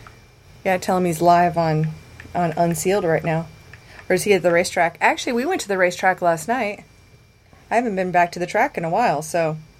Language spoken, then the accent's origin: English; Midwest, United States; I want to share a perspective with you from someone who grew up as a Midwesterner.